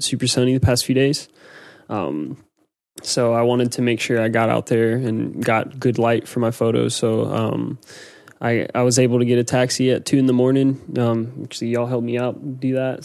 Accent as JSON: {"language": "English", "country": "United States", "moved": "yes", "said": "I'm American"}